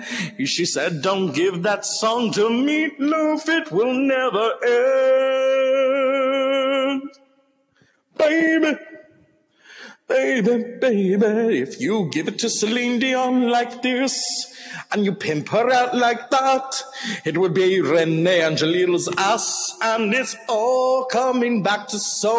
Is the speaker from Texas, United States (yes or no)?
yes; Texas, United States; I'm from Texas, honey.